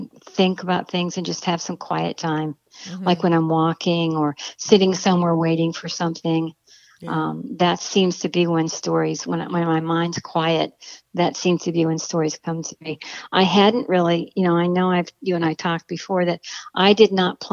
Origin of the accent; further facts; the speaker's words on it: Akron, Ohio, United States; Akron, Ohio is my hometown